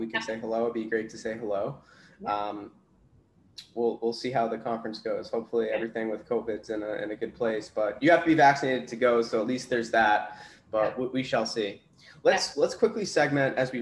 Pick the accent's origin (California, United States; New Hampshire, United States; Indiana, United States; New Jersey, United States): New Hampshire, United States; Southern; also born or lived in Boston, Massachusetts; now in Tampa, United States; Originally from Southern New Hampshire, moved out to Boston